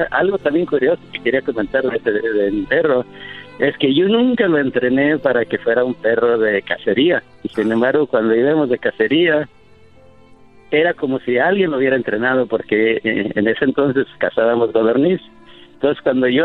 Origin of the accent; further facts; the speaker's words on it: Mexico; now in United States; Cuando yo me vine de México a Estados Unidos por primera vez, tomé el autobús.